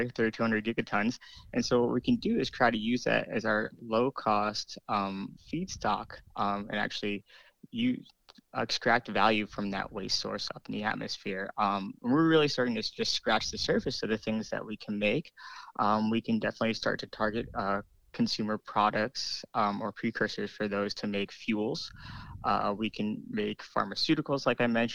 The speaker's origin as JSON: {"language": "English", "town": "New York City", "region": "New York", "country": "United States", "tie": "born or raised there", "moved": "yes", "said": "growing up in New York City"}